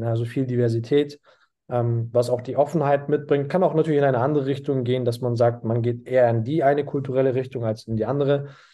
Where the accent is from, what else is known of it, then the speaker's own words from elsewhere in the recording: Munich, Bavaria, Germany; moved away as an adult; ich komme aus München, habe einen türkischen Migrationshintergrund